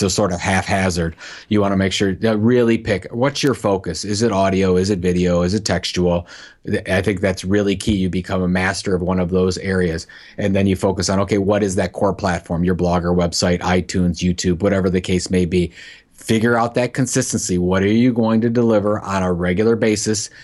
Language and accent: English; Cleveland, Ohio, United States; my hometown of, of Cleveland